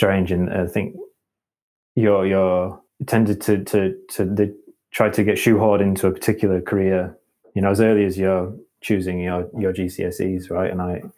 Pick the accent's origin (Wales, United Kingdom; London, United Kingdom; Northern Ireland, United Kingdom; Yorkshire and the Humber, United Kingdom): Yorkshire and the Humber, United Kingdom; Halifax; now in Leeds, United Kingdom; And I'm from West Yorkshire. I'm a bit of a home bird, so I grew up in Halifax, which is not too far away, and I didn't move too far away.